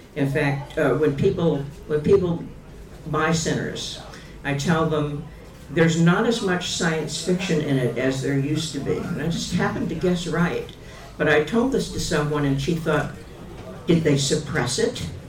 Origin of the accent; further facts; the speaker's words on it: Massachusetts, United States; moved away as an adult; also born or lived in Kansas City area; I moved from Massachusetts to the Kansas City area